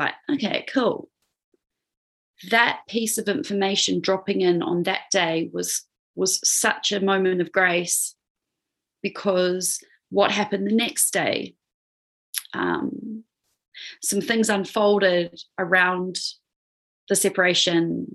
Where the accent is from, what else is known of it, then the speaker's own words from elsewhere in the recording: New Zealand; moved away as an adult; also born or lived in Australia / Peru; I was born in Aotearoa, New Zealand, which is where I am now. But I was overseas for about 10 years, living in Australia, and then also living in Peru